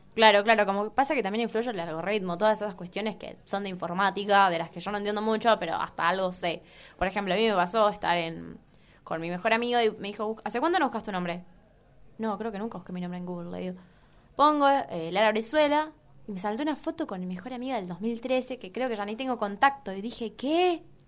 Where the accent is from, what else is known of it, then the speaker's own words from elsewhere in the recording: Chaco, Argentina; moved away as an adult; now in Buenos Aires, Argentina; yo soy de Chaco, ¿no? Provincia.